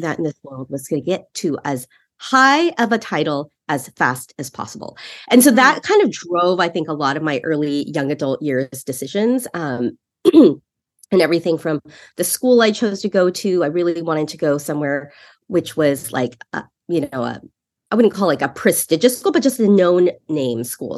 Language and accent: English; San Francisco Bay Area, California, United States; I grew up in the Bay Area